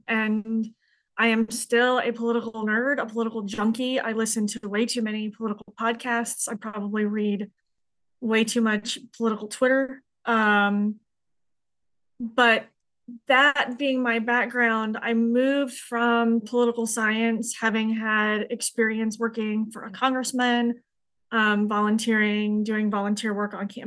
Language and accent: English; Colorado, United States; moved away; Colorado is my home state